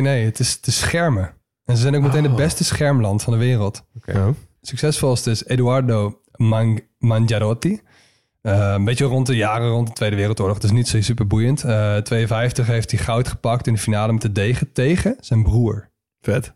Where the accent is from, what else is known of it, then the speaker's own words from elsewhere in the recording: Netherlands; wij als Nederlanders